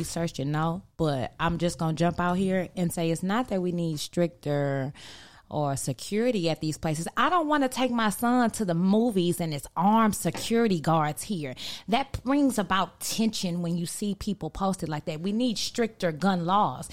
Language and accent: English; Texas, United States; El Paso, Texas. My home state